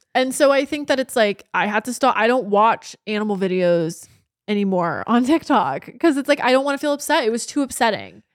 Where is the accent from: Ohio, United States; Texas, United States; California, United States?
California, United States; Orange County, Southern; growing up in Orange County, Southern California, my entire life